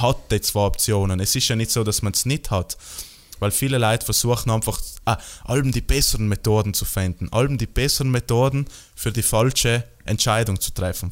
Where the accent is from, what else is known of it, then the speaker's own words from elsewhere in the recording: South Tyrol, Trentino-Alto Adige, Italy; Bei uns, in, bei uns in Südtirol